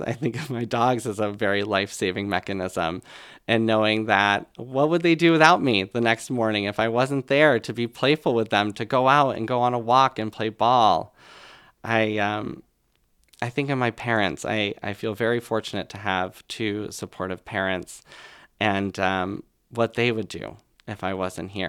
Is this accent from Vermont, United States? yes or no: yes; Colchester, Vermont, United States; right here in Vermont. So I was in Colchester, Vermont at the time